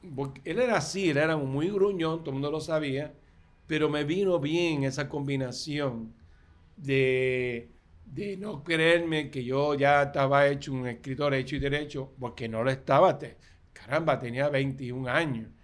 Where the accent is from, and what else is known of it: Puerto Rico